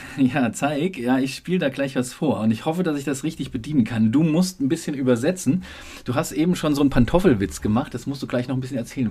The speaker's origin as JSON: {"language": "German", "region": "Saarland", "country": "Germany", "tie": "born or raised there", "also_born_or_lived": "Frankfurt am Main", "moved": "yes", "lives_now": "Berlin, Germany", "said": "Ich bin leider Gottes Saarländer. Also ich bin dort geboren"}